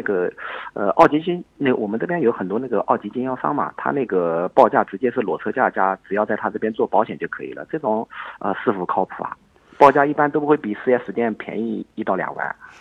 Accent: Jiangsu, China; 我是江苏的嘛

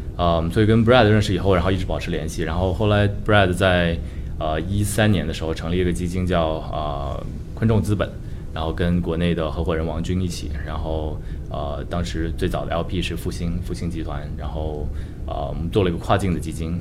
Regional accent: Shenzhen, Guangdong, China; moved away as an adult; now in San Francisco, United States; 本身中国人，我在，呃，深圳出生长大，然后算是一个深圳土著，可能这不是一个特别， 特别常见的一个背景吧，因为深圳毕竟是个移民城市嘛，但我还是有幸在八十年代初， 出生在深圳，然后看着深圳发展起来

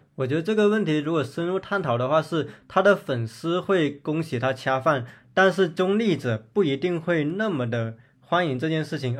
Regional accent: Zhanjiang, Guangdong, China; 我们老家有新城区跟旧城区之分

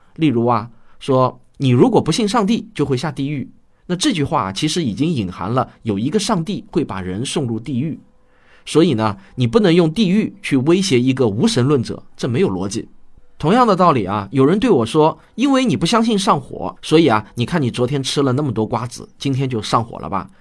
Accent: China; 我们中国人

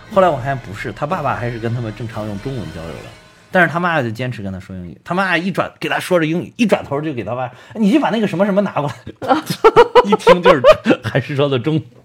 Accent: China; 我们就是中国人，我们就是中国的文化

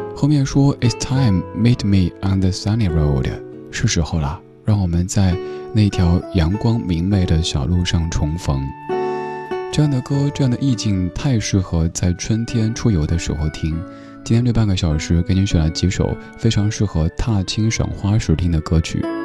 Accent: Sichuan, China; accent: Sichuanese; 用我的家乡话，四川话

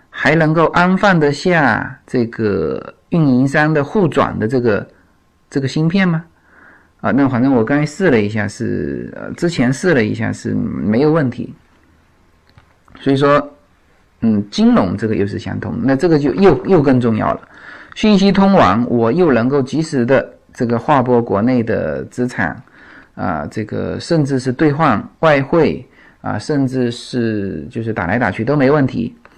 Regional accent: China; now in United States; 我就是中国人

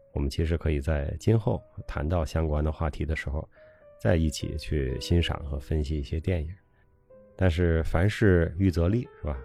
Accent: China; 我们中国人

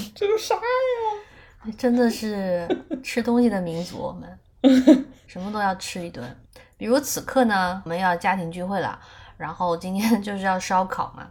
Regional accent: China; now in United States; 我们中国人

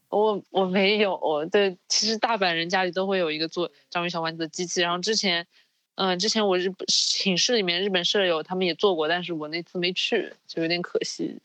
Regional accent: southern China, China; now in Japan; 因为我是南方人嘛，然后我们不怎么吃饺子，我，我们，我们这边一般都是吃馄饨的

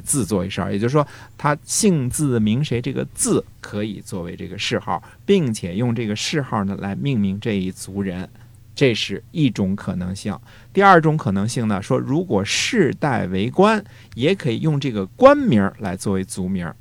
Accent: China; 我们中国人最容易的就是你说你的，我说我的

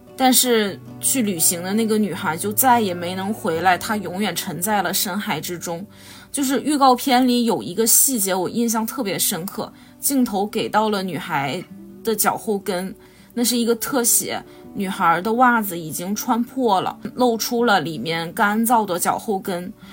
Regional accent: Weihai, Shandong, China; moved away as an adult; also born or lived in Seoul / Beijing / Shanghai; 从十八岁到二十九岁的十二年里，我去过首尔、北京、上海，还有我老家威海的大大小小许多健身房

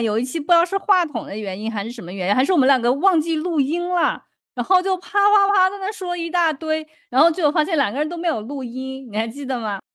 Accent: southern China, China; accent: heavy southern accent; moved away; 反正我也知道我口音很重，因为南方人嘛

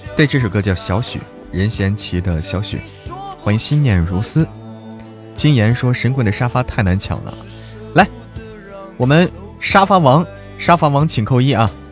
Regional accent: Hebei, China; 我们老家，因为我在河北嘛

